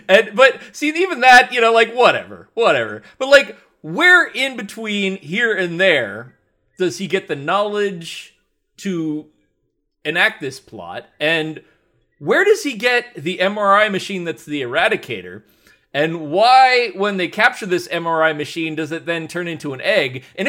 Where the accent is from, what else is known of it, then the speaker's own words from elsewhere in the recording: Canada; Well, hey, now, man, listen here, man. I'm a Canadian.